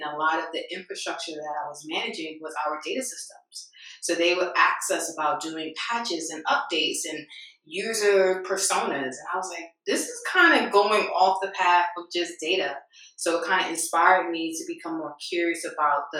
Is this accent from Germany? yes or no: no; New York City, New York, United States; So I'm originally from New York City